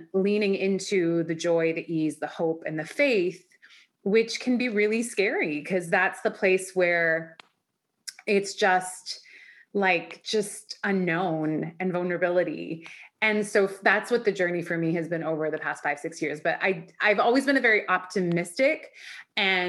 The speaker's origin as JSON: {"language": "English", "town": "Vancouver", "region": "British Columbia", "country": "Canada", "tie": "born or raised there", "also_born_or_lived": "Iran"}